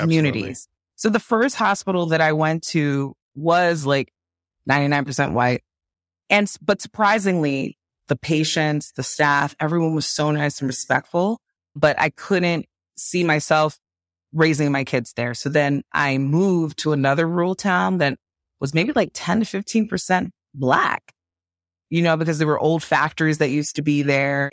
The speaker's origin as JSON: {"language": "English", "country": "Nigeria", "said": "I'm Nigerian"}